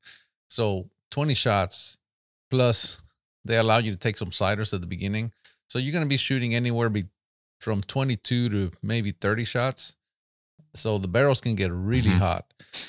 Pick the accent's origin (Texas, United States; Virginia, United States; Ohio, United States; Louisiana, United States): Texas, United States; San Antonio; San Antonio, Texas.